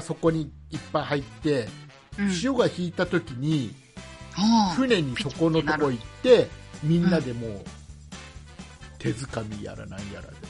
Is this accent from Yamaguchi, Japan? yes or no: no; Kisarazu, Chiba, Japan; 千葉県の木更津市僕の地元